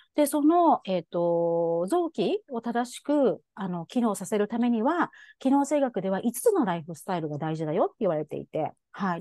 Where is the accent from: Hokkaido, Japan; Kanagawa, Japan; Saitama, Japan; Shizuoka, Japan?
Shizuoka, Japan; moved away as an adult; also born or lived in United States; now in Hawaii, United States; 生まれも育ちも静岡県なんですけれども